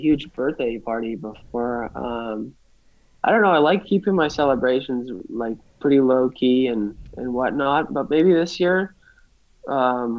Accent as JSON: {"language": "English", "town": "Healdsburg", "region": "California", "country": "United States", "tie": "born or raised there", "said": "this is my hometown"}